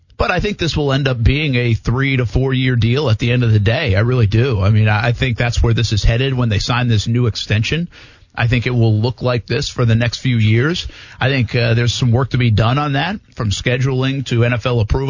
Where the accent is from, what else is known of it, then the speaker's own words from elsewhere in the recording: New England, United States; now in Jacksonville, United States; I grew up in New England